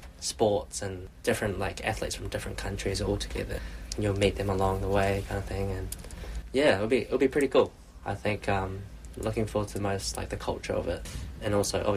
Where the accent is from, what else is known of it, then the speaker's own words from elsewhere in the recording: Queenstown, Otago, New Zealand; moved away as an adult; also born or lived in Invercargill; now in Auckland, New Zealand; So I grew up in Queenstown. I was born in Invercargill, down south. Went to primary school, high school, all in Queenstown as well